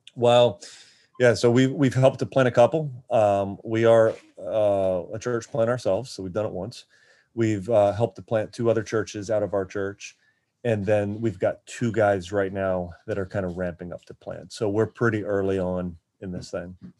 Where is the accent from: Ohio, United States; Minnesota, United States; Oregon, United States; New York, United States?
Ohio, United States; Akron; also born or lived in Florida; now in Baltimore, United States; I'm from Akron, Ohio, originally